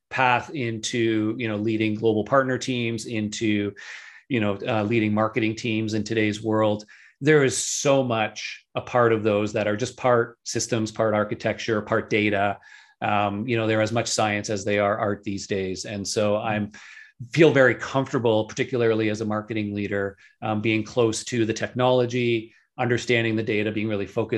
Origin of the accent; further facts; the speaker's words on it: just outside of Toronto, Ontario, Canada; here in my hometown, just outside of Toronto in Canada.